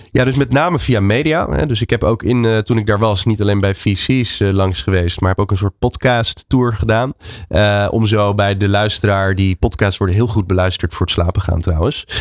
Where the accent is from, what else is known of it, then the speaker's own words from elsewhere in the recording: Netherlands; ik als Nederlander